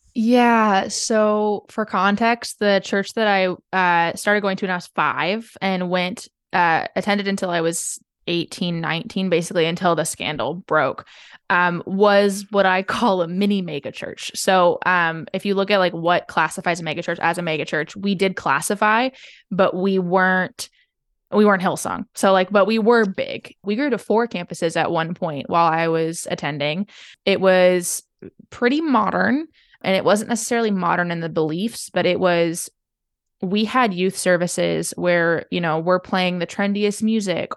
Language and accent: English; Seattle, Washington, United States; I grew up in Seattle